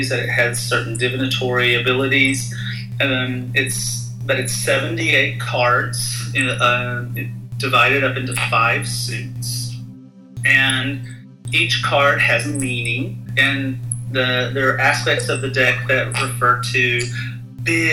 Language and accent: English; United States; born or raised there